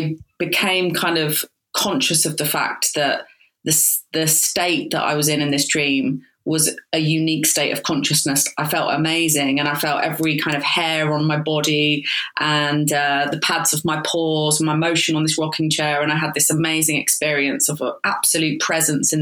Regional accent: Croydon, London, United Kingdom; I was brought up in Croydon

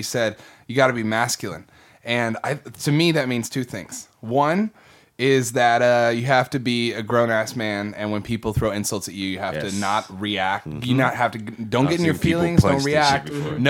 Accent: Midwest, United States; now in Texas, United States; So when I first moved to Texas, I came from the Midwest.

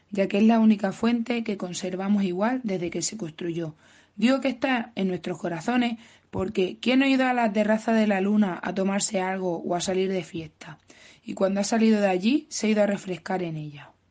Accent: Madrigal de la Vera, Extremadura, Spain

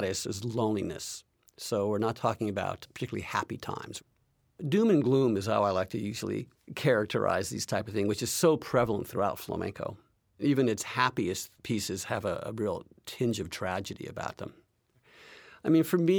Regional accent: United States; also born or lived in Seville, Spain; having been born here in the United States

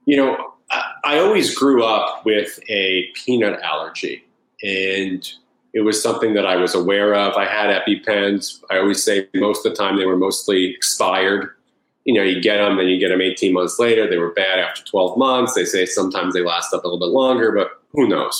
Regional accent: Long Island, New York, United States; also born or lived in Connecticut; I grew up in Long Island, New York

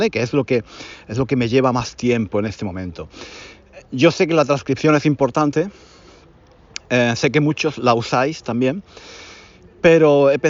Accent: Granada, Andalusia, Spain; moved away; Es un curso en Granada, en mi ciudad natal. Ya sabéis que yo estoy enamorado de mi ciudad natal. No vivo allí desde hace muchos años

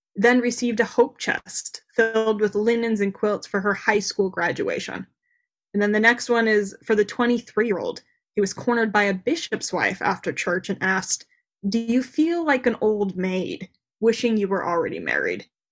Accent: Davis County, Utah, United States; I grew up in Davis County, Utah

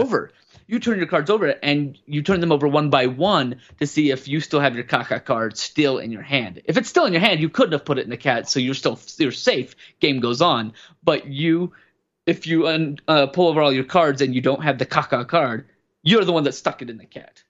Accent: Wyoming, United States; I grew up in Wyoming

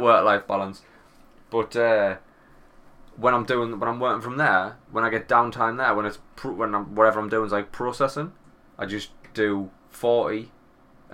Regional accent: England, United Kingdom; accent: English; my English accent

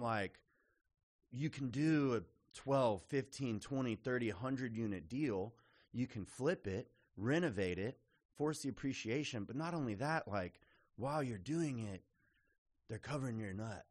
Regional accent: Austin, Texas, United States; also born or lived in Lubbock, Texas / Houston, Texas; So I'm a native Texan, grew up in Austin, was raised in Austin

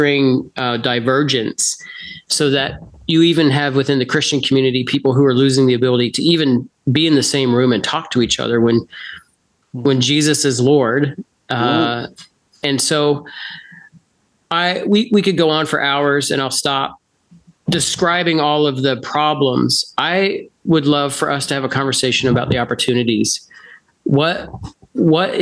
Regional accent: United States; moved away as an adult; now in Canada; As an American who moved to Canada, I live in Canada

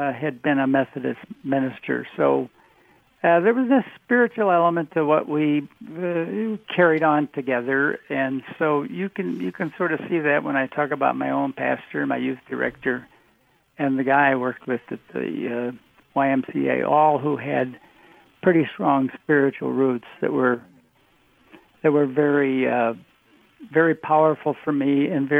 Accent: Oak Park, Illinois, United States; grew up in Oak Park, Illinois

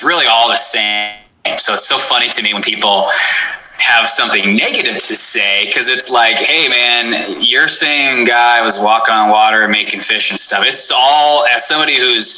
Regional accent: Portland, Oregon, United States; I come from Portland, Oregon. At the time we lived south

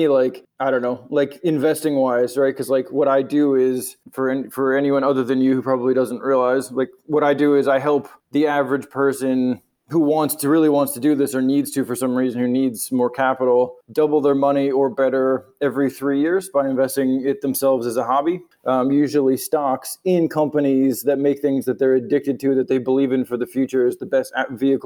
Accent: United States; moved away as an adult; also born or lived in New York

